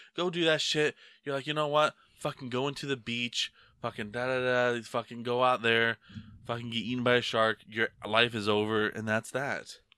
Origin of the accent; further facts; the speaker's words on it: United States; I'm American.